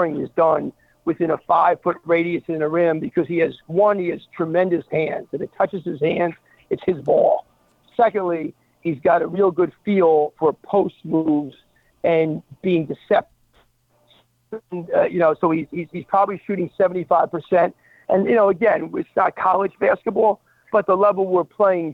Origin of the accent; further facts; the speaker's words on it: New Jersey, United States; I grew up in New Jersey